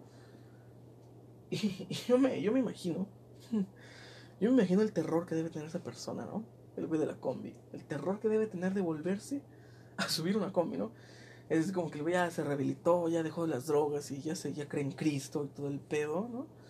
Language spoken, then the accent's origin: Spanish; southern Mexico, Mexico; now in northern Mexico; Yo soy sureño